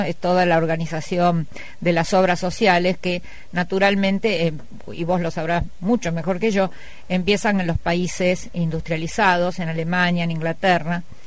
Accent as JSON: {"language": "Spanish", "town": "Cañada de Gómez", "region": "Santa Fe", "country": "Argentina", "said": "Yo vengo de una comunidad de Cañada de Gómez"}